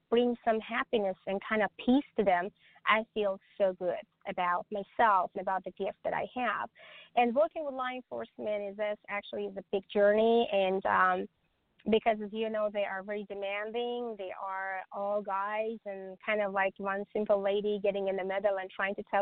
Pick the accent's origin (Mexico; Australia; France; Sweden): Sweden; Stockholm, Stockholm County; English is a second language; also born or lived in the country that my mom and dad came from; now in United States; I came to US eight years ago, so I raised and myself back in Stockholm, Sweden. I'm from Europe, so I raised myself